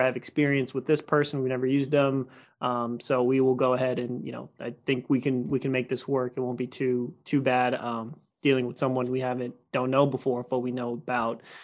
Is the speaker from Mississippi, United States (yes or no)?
no; Stafford, Virginia, United States; I grew up in Stafford my whole life